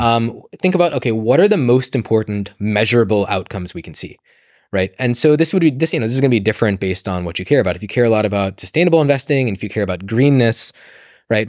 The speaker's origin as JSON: {"language": "English", "country": "United States", "tie": "born or raised there", "moved": "as an adult", "lives_now": "London, United Kingdom", "said": "I grew up in the States. You can probably tell from my accent."}